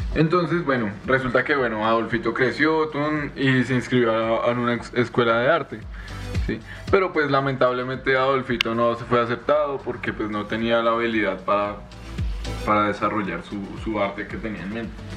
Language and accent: Spanish; Colombia; yo me siento muy colombiano